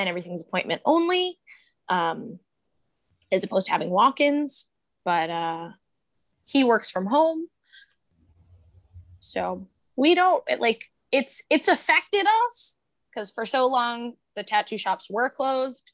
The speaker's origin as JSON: {"language": "English", "area": "Long Island", "region": "New York", "country": "United States", "moved": "as an adult", "lives_now": "Philadelphia, United States", "said": "We're originally from Long Island, both of us. And we moved to Philly in October of 2019."}